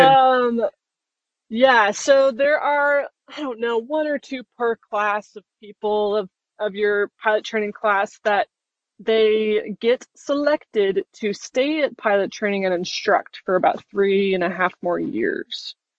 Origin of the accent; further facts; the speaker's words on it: Utah, United States; moved away as an adult; I grew up in Utah as well